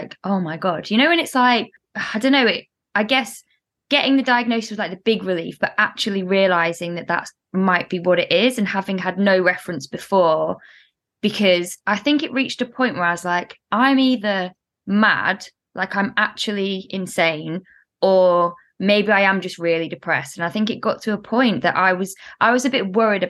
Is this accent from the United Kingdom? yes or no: yes; the Midlands, England, United Kingdom; accent: northern vowels; also born or lived in Spain; now in London, United Kingdom; I'm in the middle, which is why I kind of have northern vowels